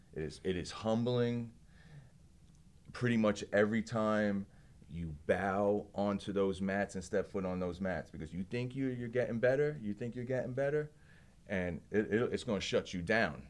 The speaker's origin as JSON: {"language": "English", "town": "Belleville", "region": "New Jersey", "country": "United States", "also_born_or_lived": "Hoboken, New Jersey", "said": "I'm from Belleville, New Jersey. Originally born in Hoboken, New Jersey"}